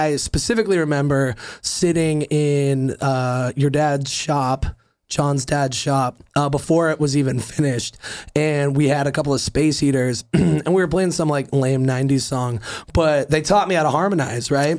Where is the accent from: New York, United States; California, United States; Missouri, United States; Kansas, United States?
California, United States; born or raised there; also born or lived in Cape Cod, Massachusetts